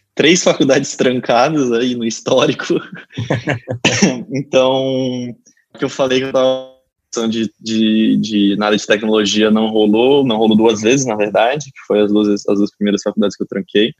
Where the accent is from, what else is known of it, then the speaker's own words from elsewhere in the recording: São José do Rio Preto, São Paulo, Brazil; em Rio Preto, né, que é onde eu que eu sou natural